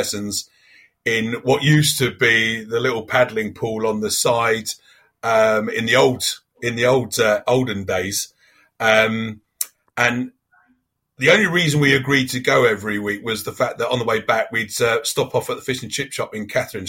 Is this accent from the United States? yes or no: no; Harpenden, East of England, United Kingdom; I grew up in Hartenden.